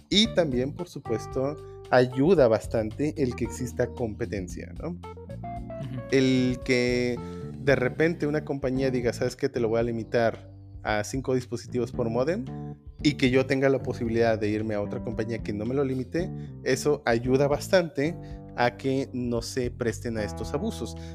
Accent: Mexico; no estamos en peligro como mexicanos

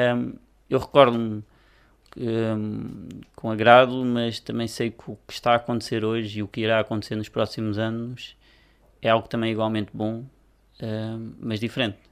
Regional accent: Cardosas, Lisbon, Portugal; não fui forçado a sair da minha terra, portanto continuo a residir, nasci, e continuo a residir na freguesia

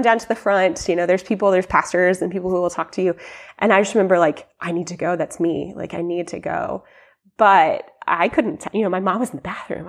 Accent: Columbia, United States; I grew up here in Columbia

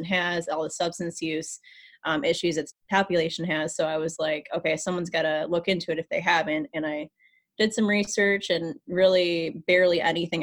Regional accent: Michigan, United States; moved away as an adult; now in St. Louis, United States; I'm from Michigan

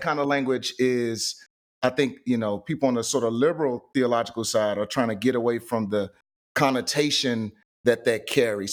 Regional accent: St. Louis, Missouri, United States; I am from Saint Louis, Missouri, born and raised.

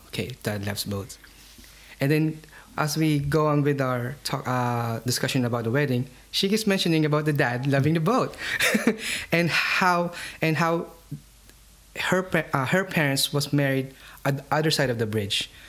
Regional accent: Philippines; I'm Filipino. I'm from the Philippine Islands.

